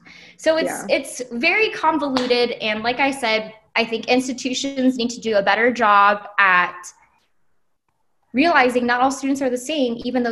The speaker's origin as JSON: {"language": "English", "region": "Hawaii", "country": "United States", "said": "But we're still from Hawaii. We are technically an out-of-state student from Hawaii, but our paths are so different."}